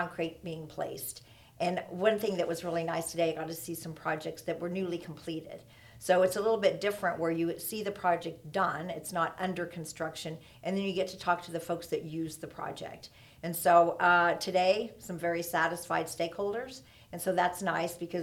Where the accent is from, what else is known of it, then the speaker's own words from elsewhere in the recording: Oklahoma City, Oklahoma, United States; moved away as an adult; also born or lived in Lubbock, Texas / Kansas City / San Francisco / Sacramento; I was born in Lubbock, but moved away before I was one. So literally grew up in Oklahoma City all of my life